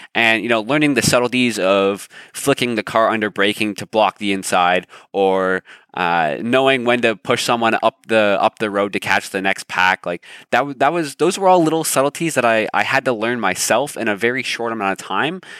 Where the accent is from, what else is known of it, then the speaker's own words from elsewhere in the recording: Toronto, Ontario, Canada; I'm born and raised in Canada. So born in Toronto.